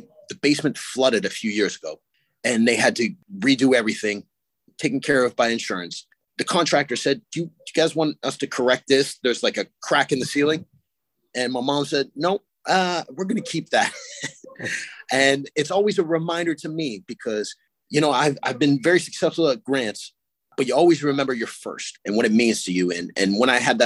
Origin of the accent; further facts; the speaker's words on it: Sarnia, Ontario, Canada; also born or lived in Stratford, Ontario / Petrolia, Ontario; I grew up in Sarnia